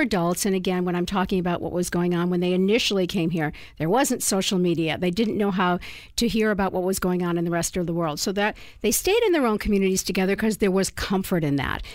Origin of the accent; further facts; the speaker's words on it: Boston, Massachusetts, United States; now in San Diego, United States; I'm originally from Boston